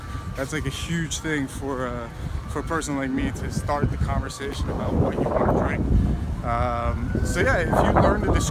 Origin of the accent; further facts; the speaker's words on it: Netherlands; moved away; I'm from the Netherlands.